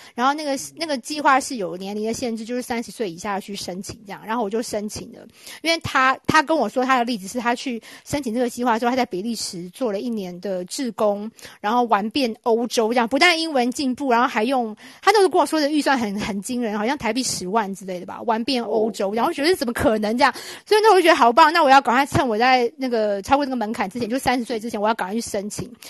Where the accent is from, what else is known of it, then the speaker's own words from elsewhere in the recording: Taiwan; moved away as an adult; now in United Kingdom; 我们台湾人